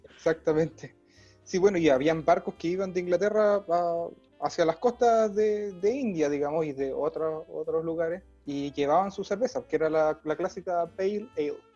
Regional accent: Valdivia, Los Ríos, Chile; nosotros somos de Valdivia, en Valdivia, ciudad cervecera

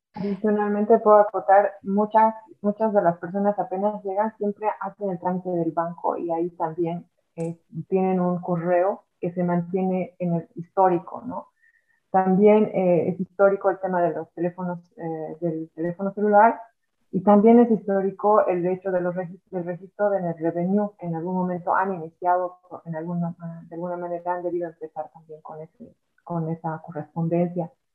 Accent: Bolivia; now in Ireland

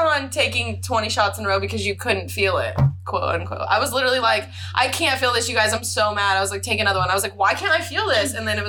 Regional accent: Southern Oregon area, Northern California, United States; moved away as an adult; also born or lived in Hawaii; now in Tennessee, United States; Yeah, so I'm from Northern California, like Southern Oregon area. I was raised in a really tiny town. It's not like the Cali that everybody thinks of. There's not beaches and city and all that. Like I was raised like on a ranch.

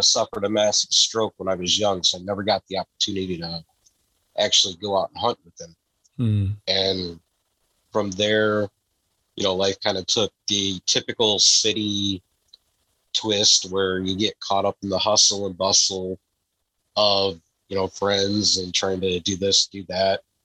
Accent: Downriver, Metro Detroit, Michigan, United States; I was born in Michigan. I've always lived in uh, what we call the Downriver community of Michigan, which is just outside of Detroit, so the Metro Detroit area

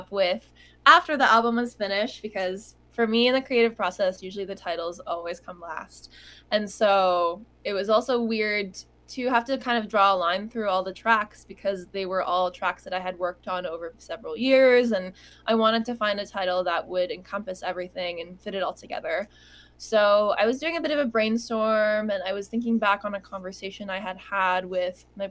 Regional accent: Toronto, Ontario, Canada; I'm also Canadian from Toronto, and spent a lot of time just very localized to the Toronto music scene here

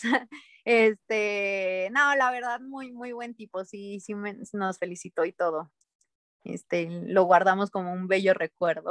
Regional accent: Mexico; como delegación mexicana

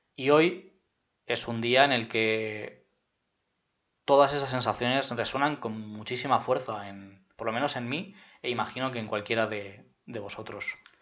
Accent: Madrid, Community of Madrid, Spain; yo soy de Madrid

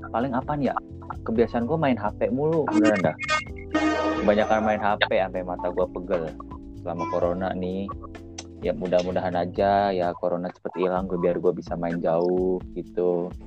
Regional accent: Java, Indonesia; ada saudara beruntungnya beruntungnya gue di sono ada saudara dan di sono kebanyakan orang Jawa sih tahu gue orang Jawa sama orang NTT di sono

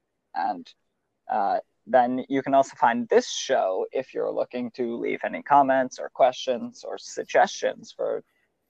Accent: Canada; I'm Canadian.

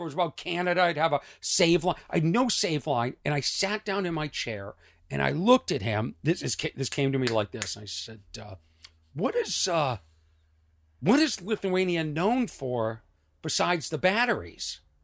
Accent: Lexington, Massachusetts, United States; I am from Lexington, Massachusetts

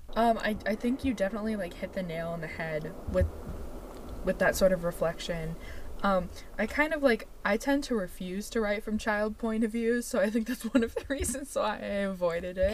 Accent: United States; we are very American

